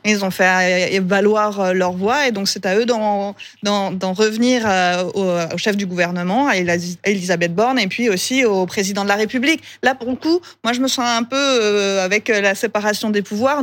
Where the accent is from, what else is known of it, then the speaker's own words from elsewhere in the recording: Pays de Gex, Auvergne-Rhône-Alpes, France; je viens du pays de Gex, on est dans un secteur frontalier